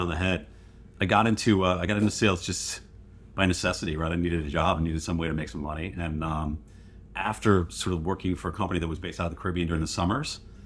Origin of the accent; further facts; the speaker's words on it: Western New York, United States; moved away as an adult; now in Bay Area, United States; Growing up in New York, in Western New York.